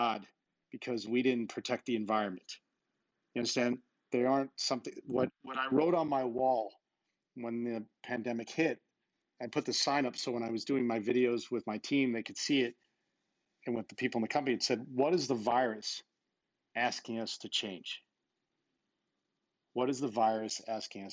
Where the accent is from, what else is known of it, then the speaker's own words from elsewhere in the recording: Babylon, New York, United States; moved away; I was a kid from Babylon, Long Island